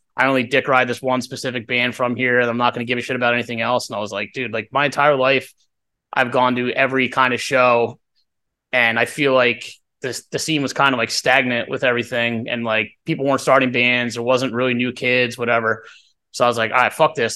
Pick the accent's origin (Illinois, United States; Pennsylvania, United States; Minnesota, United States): Pennsylvania, United States; Doylestown; we're from Doylestown